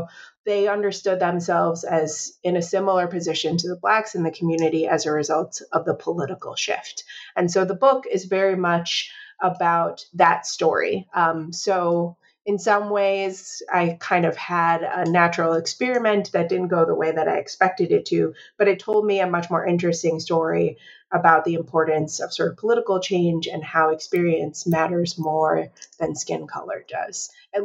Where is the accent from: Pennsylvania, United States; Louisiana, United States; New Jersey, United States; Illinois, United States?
Illinois, United States; Chicago; So kind of maybe influenced from growing up in Chicago and spending time in lots of different places